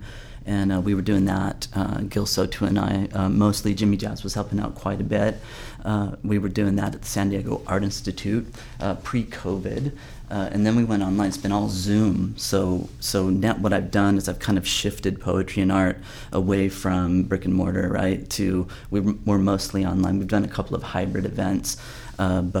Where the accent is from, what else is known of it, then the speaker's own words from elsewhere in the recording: Northern Ireland, United Kingdom; moved away; I was born in Northern Ireland